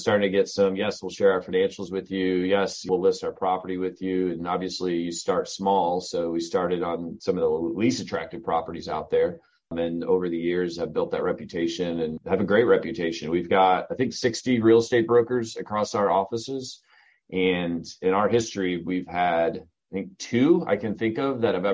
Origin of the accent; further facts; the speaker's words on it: Southern Michigan, United States; moved away as an adult; also born or lived in Charlotte, North Carolina; now in North Carolina, United States; I grew up in Southern Michigan, went to the University of Michigan